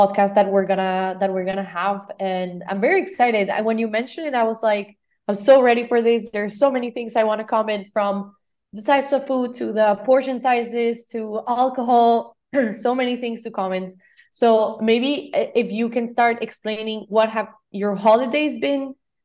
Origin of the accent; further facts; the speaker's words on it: Costa Rica; now in Barcelona, Spain; I'm from Costa Rica, so my Christmases have always been with tamales